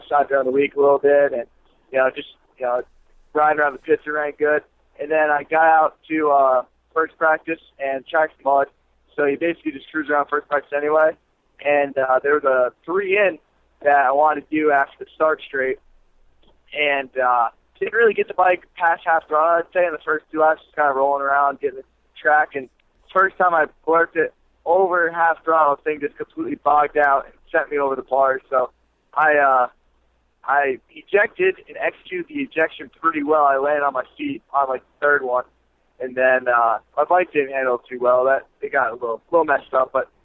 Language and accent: English; New York, United States; I'm from New York